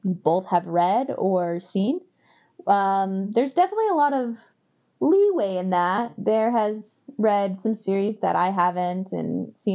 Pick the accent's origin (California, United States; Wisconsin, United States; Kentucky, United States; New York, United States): Kentucky, United States; moved away as an adult; also born or lived in England; now in Utah, United States; So I'm from Kentucky.